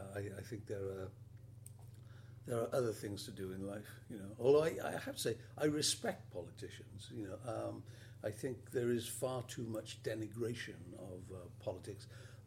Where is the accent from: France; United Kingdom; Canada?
United Kingdom; Wales; also born or lived in Carmarthen / Barry / Swansea / Cardiff; Well, I suppose I grew up in Barry, Swansea and Cardiff, so I've done a kind of Glamorgan circuit, although I was actually born in Carmarthen.